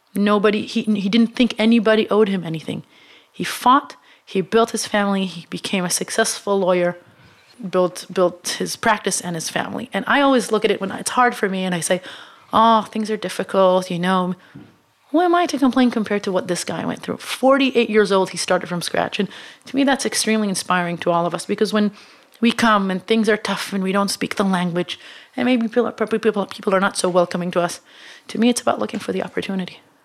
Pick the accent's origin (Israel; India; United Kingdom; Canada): Israel; moved away as an adult; now in United States; I come from Israel, which is not in my mind, the best place on earth, uh, but is a small market